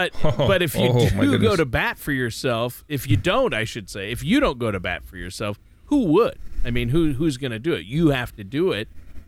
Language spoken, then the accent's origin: English; Minnesota, United States; I'm from Minnesota, so the Vikings are my team.